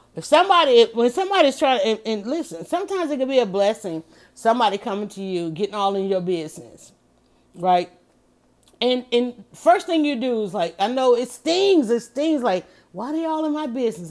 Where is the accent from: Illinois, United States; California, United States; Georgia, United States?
Georgia, United States; Atlanta; I was born here and I ain't never, I have not left yet